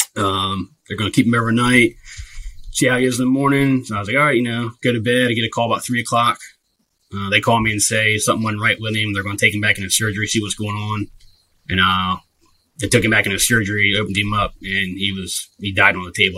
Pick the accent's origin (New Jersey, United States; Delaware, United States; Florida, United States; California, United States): Delaware, United States; born and raised in uh, Delaware. Um, lived here my whole life.